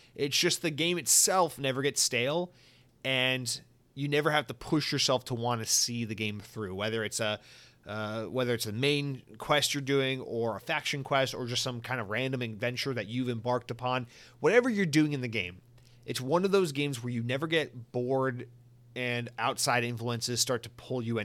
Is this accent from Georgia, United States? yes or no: yes; Georgia, United States; I'm from Georgia